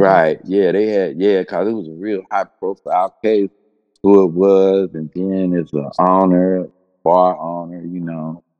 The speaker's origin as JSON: {"language": "English", "town": "Cincinnati", "region": "Ohio", "country": "United States", "tie": "born or raised there", "said": "I grew up in Cincinnati"}